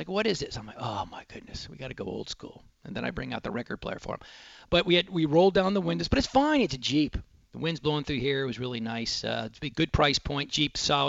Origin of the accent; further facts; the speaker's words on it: Dallas, Texas, United States; growing up in Dallas